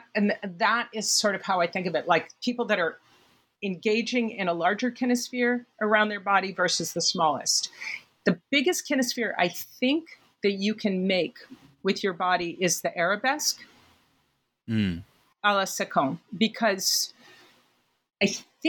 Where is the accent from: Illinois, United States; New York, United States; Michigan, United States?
New York, United States; New York City; I think that most New Yorkers have kind of a series of conceits about New York, being a New Yorker and stuff. But I think one of mine is that we walk as a group really beautifully.